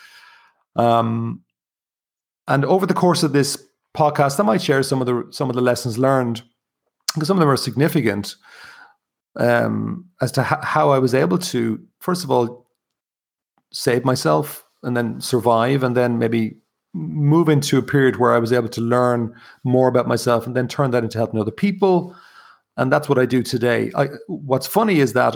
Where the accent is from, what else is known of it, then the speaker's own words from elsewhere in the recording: County Kilkenny, Ireland; also born or lived in Dublin, Ireland (born); now in Wicklow, Ireland; I'm originally from County Kilkenny, which is in the southeast.